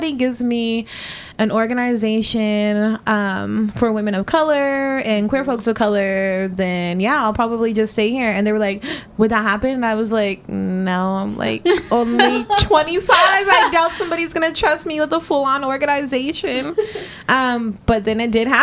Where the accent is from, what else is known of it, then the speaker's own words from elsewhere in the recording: Spokane, Washington, United States; now in Seattle, United States; I was born here in Seattle, and when I was about 10, we moved over to Spokane, to the east side of the state